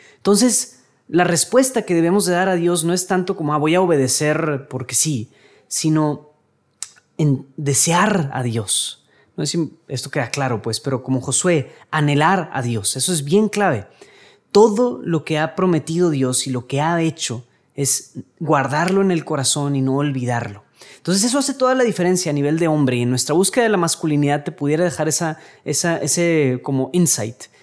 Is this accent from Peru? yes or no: no; Mexico; aquí en México